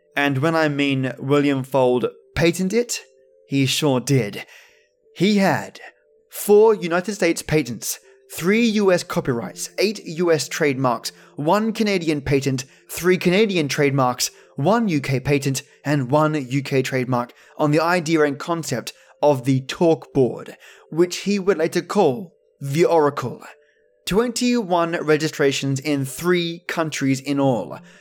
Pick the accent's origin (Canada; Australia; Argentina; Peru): Australia; accent: Aussie; my normal Aussie accent